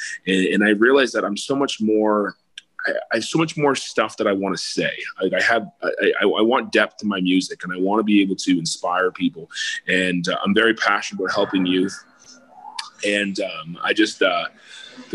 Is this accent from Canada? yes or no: yes; Toronto, Ontario, Canada; moved away as an adult; also born or lived in Montreal / Cayman Islands; now in Nashville, United States; I came back to my hometown, started playing some shows around Toronto.